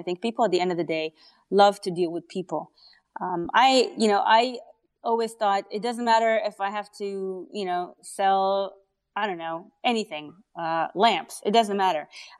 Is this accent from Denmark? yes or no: no; Israel; English is a second language; now in Canada; Yeah, I'm Canadian. yeah, Israeli and then Canadian. But I can't shake off the accent.